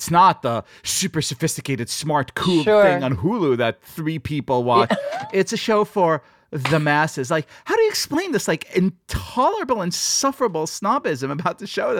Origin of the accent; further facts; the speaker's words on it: Israel; moved away; I grew up in Israel, where Ort were the schools where the smart people go